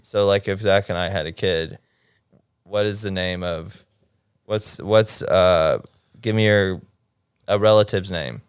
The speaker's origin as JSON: {"language": "English", "region": "Mississippi", "country": "United States", "moved": "yes", "lives_now": "Los Angeles, United States", "said": "I'm from Mississippi"}